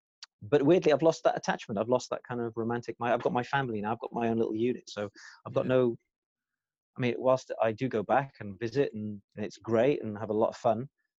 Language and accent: English; Czechia; English is a second language; growing up in the Czech Republic, all they had was ballroom dancing and classical music.